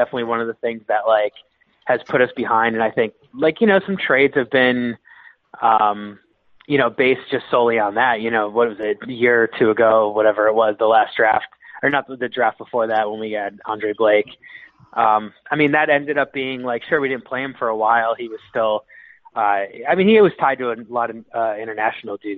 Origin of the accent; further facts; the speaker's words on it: Philadelphia, Pennsylvania, United States; I was born on Broad Street in Philadelphia